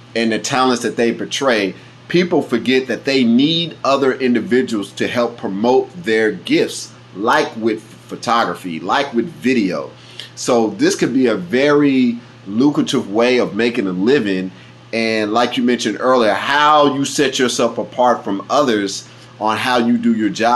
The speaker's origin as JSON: {"language": "English", "town": "Kansas City", "region": "Kansas", "country": "United States", "tie": "born or raised there", "said": "growing up in Wyandotte County"}